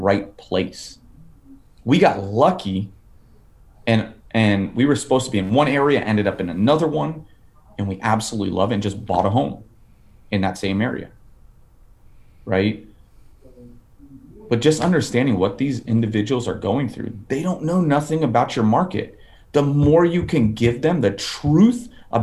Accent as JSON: {"language": "English", "town": "Fort Lauderdale", "region": "Florida", "country": "United States", "moved": "yes", "lives_now": "Nashville, United States", "said": "I'm from Fort Lauderdale"}